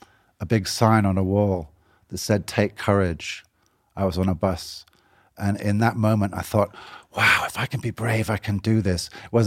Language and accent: English; Boston, Massachusetts, United States; I'm from Boston originally.